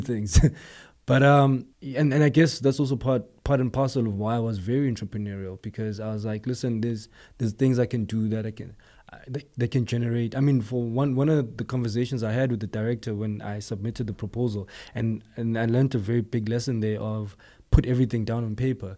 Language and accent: English; East Rand township, Gauteng, South Africa; I'm a township boy. You know, I'm from Guatemala, um, eh, it's a township, um, in the East Rand, Far East Rand